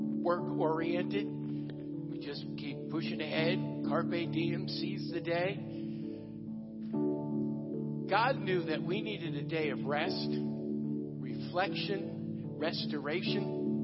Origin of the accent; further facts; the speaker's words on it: United States; I'm reminded that as an American